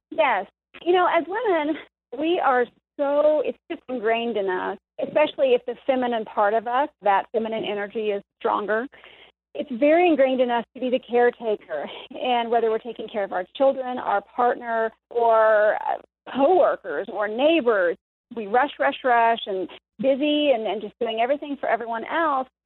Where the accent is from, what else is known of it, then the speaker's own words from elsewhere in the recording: the Bible Belt, United States; we were raised almost in the Bible Belt